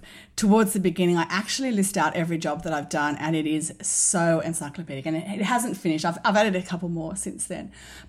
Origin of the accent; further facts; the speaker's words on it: Sydney, New South Wales, Australia; I grew up in Sydney in the North Shore. I grew up in St Ives